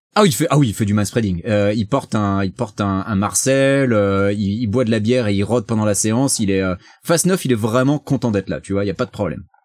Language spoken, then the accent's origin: French; France; now in United States; je suis français